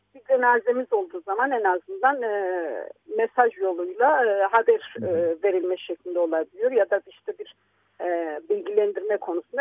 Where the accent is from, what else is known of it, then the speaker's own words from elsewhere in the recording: Istanbul, Turkey; also born or lived in Samsun; Bizler diyelim ki İstanbul'da büyüdük. Ben Samsun'da doğmuş, 3,5-4 e, yaşındayken İstanbul'da gelmiş bir insan olarak